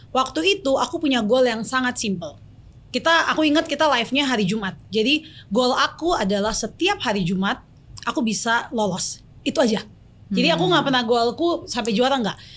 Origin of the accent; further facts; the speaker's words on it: Papua, Indonesia; karena di aku orang Papua gitu.